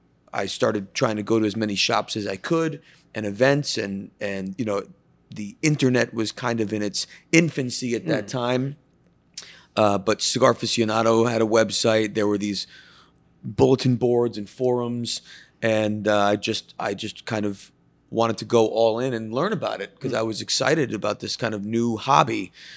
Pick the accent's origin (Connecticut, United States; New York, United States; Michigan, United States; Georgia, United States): Connecticut, United States; I grew up in Northeast Connecticut.